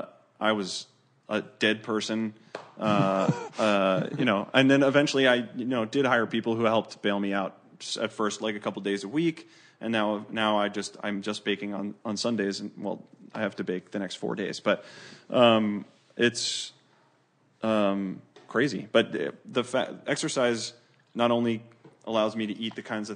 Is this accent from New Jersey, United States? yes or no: yes; New Jersey, United States; moved away; I grew up like about 35 minutes outside New York City and was always obsessed with New York because I grew up outside of it, and that's what New Jersey does.